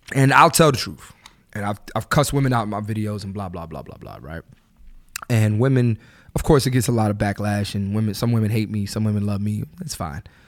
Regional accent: Philadelphia, Pennsylvania, United States; growing up in Philly

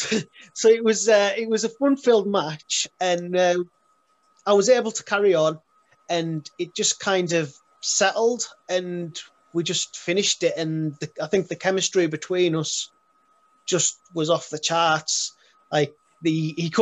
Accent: Carlisle, North West England, United Kingdom; born and raised in Carlisle

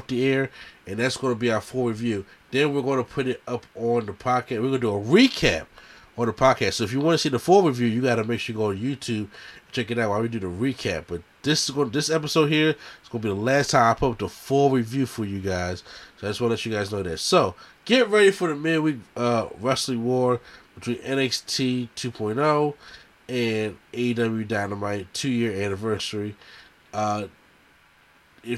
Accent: Philadelphia, Pennsylvania, United States; my home state, city of Philadelphia

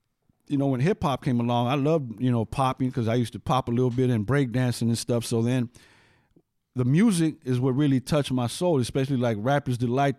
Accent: West Coast, United States; So, you know, so Lucky says East Coast rap. I'm from the West Coast.

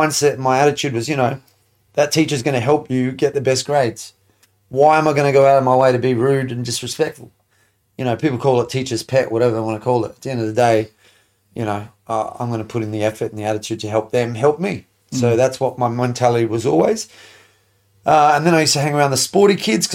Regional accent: Adelaide, South Australia, Australia; born or raised there; also born or lived in Sydney, Australia / Lebanon (ancestry)

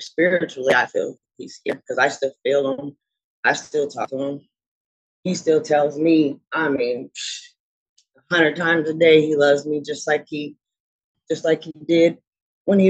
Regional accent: Portland, United States; I'm born and raised in Portland

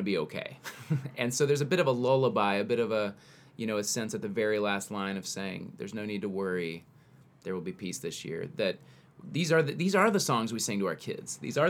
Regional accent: the South, United States; We're from the South.

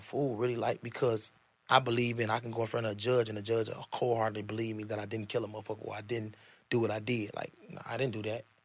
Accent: Chicago, Illinois, United States; the South Side. I'm from the South Side. My mama grew up on the East Side of Chicago. I'm an East Side baby for real and I'm a Southside baby for real.

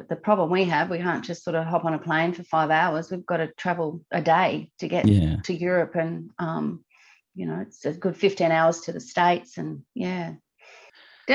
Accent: Australia; for us Australians

